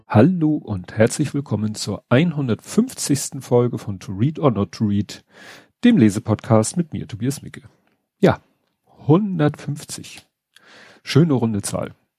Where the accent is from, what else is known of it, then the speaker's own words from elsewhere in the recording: Hamburg, Germany; also born or lived in Bramfeld, Hamburg; ich bin ja in Stalzhob aufgewachsen